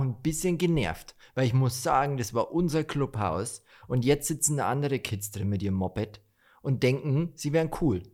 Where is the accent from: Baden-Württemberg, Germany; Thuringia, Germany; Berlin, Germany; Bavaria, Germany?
Bavaria, Germany; bei uns in Bayern